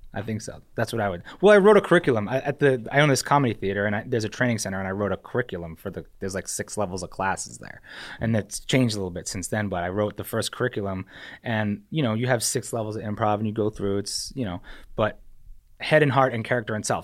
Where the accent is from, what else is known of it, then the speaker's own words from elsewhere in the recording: New Hampshire, United States; moved away as an adult; also born or lived in Staten Island, New York; I was born in New York, and I, uh, moved to New Hampshire when I was, like, three or two, and I spent, like, all of high school and, you know, up through high school, graduated high school from New Hampshire